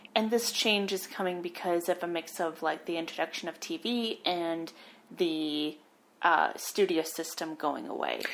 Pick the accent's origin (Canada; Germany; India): Canada; we're Canadian